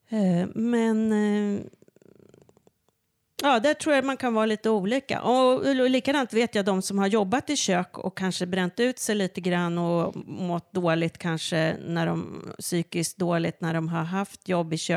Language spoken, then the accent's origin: Swedish; Stockholm, Stockholm County, Sweden; also born or lived in Örebro; Jag hade bott i, i en liten stad i Mellansverige, i Örebro, mm. i 22 år. Och, eh, jag kommer här från Stockholm från